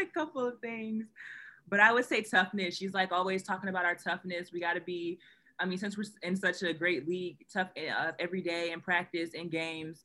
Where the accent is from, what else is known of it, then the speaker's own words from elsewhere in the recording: Ohio, United States; moved away as an adult; now in Michigan, United States; I'm from Ohio